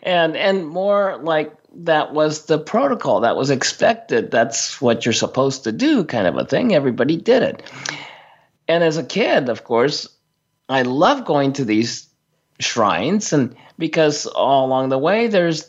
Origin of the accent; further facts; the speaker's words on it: Tokyo, Japan; I was talking about growing up in Tokyo in a multi-ethnic, multicultural family and situation.